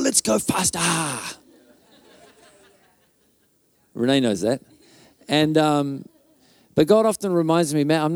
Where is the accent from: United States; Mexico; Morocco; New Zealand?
New Zealand; Auckland; moved away as an adult; now in Whangarei, New Zealand; before I moved to Whangarei, I grew up in Auckland